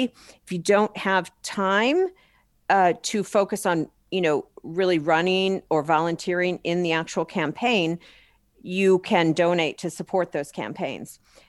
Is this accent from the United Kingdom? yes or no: no; Wisconsin, United States; I founded a campaign in my home state of Wisconsin with a fellow CEO in Wisconsin back in 2017.